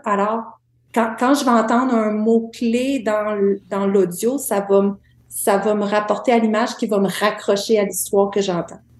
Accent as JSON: {"language": "French", "area": "Témiscouata", "region": "Quebec", "country": "Canada", "tie": "born or raised there", "also_born_or_lived": "Montreal", "moved": "yes", "said": "je suis native de Témiscouata"}